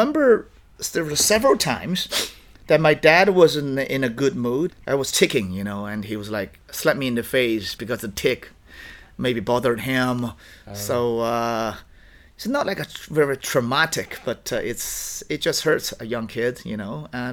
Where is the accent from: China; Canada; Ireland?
China; Dongbei, Liaoning; English is a second language; moved away; I was born and raised in Dongbei in the Liaoning province